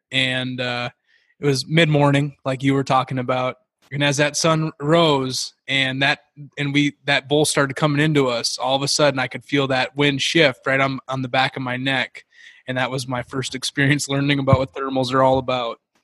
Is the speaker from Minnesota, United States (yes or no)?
yes; Minnesota, United States; moved away; also born or lived in Montana; I grew up in Minnesota hunting, you know, in the Midwest. So when I moved out to Montana